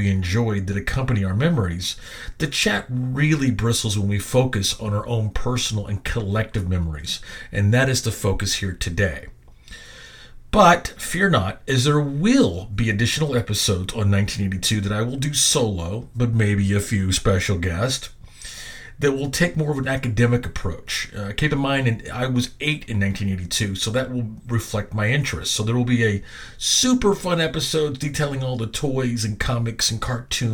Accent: Little Rock, Arkansas, United States; also born or lived in Benton, Arkansas; Right after my 8th birthday, in March of 1982, we moved from Benton, Arkansas, to the natural state's capital and also the city of my birth, Little Rock.

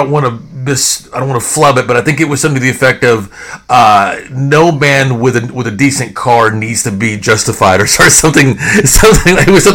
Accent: Fort Worth, Texas, United States; I too was born and raised in Fort Worth.

